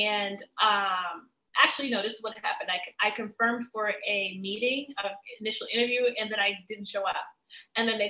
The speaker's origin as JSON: {"language": "English", "area": "DC", "region": "Maryland area", "country": "United States", "tie": "born or raised there", "also_born_or_lived": "Miami / Cameroon", "moved": "as an adult", "said": "me growing up in the Maryland area, DC, to me moving to Miami"}